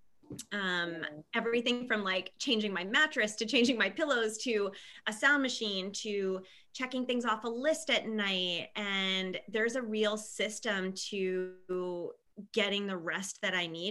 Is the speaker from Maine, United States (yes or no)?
yes; Maine, United States; moved away as an adult; also born or lived in Italy; now in Phoenix, United States; growing up, I'm from a small town in Maine